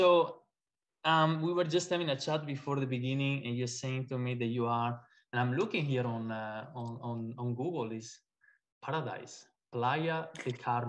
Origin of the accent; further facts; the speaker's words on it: Italy; I come from Italy, so kind of neighbors.